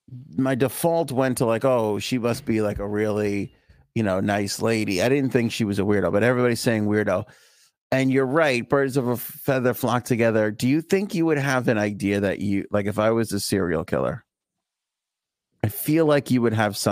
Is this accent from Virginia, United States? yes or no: no; Bayside, New York, United States; my wife likes to sunbathe out in the backyard, you know, because we're from Bayside. We didn't have yards.